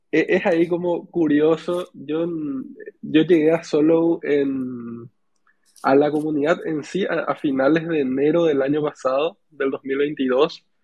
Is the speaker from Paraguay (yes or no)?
yes; Paraguay; yo soy de Paraguay